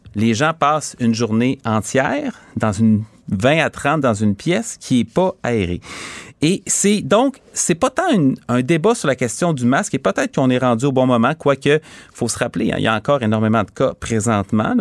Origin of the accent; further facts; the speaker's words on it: Quebec City, Quebec, Canada; je viens de Charlebourg, j'ai grandi à Charlebourg